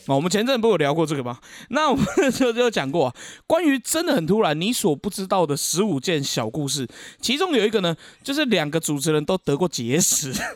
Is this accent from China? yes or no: no; Keelung, Taiwan; 我们基隆这边